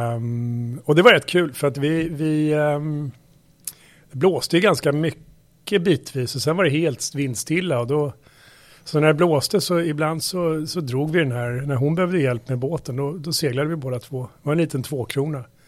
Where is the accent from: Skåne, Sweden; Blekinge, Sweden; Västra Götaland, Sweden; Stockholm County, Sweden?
Stockholm County, Sweden; Saltsjöbaden; jag är uppväxt, uppväxt ute i Saltsjöbaden utanför Stockholm